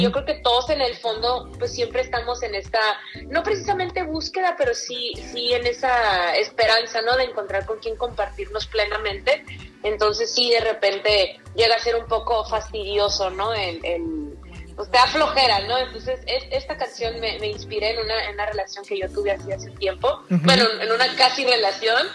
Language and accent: Spanish; Mexicali, Baja California, Mexico; yo amo Tijuana, soy de Mexicali, pero amo Tijuana